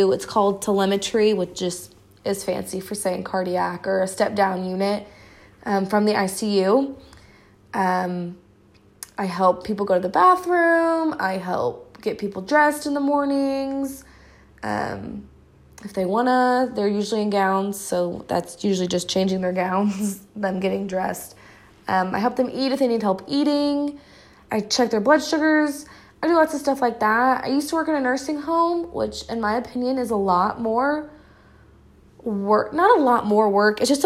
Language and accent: English; Hutchinson, Kansas, United States; I work at the hospital in my hometown in Hutchinson.